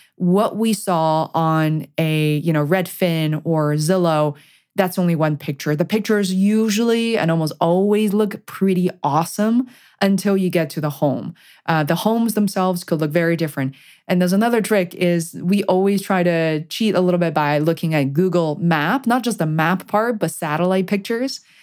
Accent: China; moved away; I'm originally coming, uh, come from China

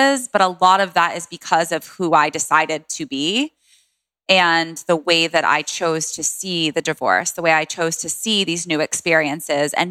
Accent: Washington, District of Columbia, United States; I grew up in DC. I was born at a home birth. My mom had me at home in DC with a midwife

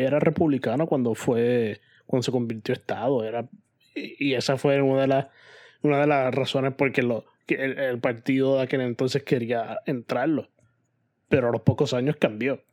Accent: Puerto Rico; moved away as an adult; now in New York, United States; Si algún día o algún momento vuelvo a Puerto Rico y tengo intenciones de hacer Puerto Rico mi residencia otra vez

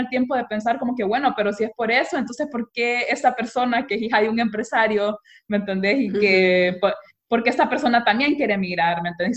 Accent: Honduras; also born or lived in Austria; nosotros como hondureños

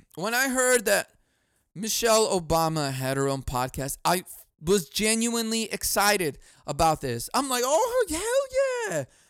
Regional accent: Chicago, Illinois, United States; I grew up in Chicago. It was bad.

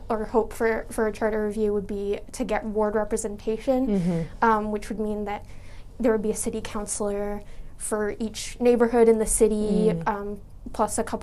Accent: Medford, Massachusetts, United States; I grew up in West Medford

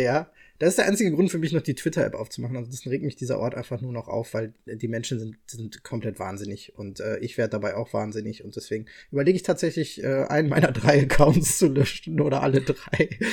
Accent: Bochum, North Rhine-Westphalia, Germany; ich komme aus Bochum

